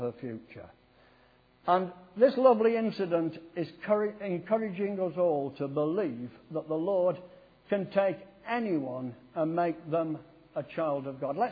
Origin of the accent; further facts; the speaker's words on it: Sheffield, Yorkshire and the Humber, United Kingdom; also born or lived in Poynton, Cheshire; I was brought up in Sheffield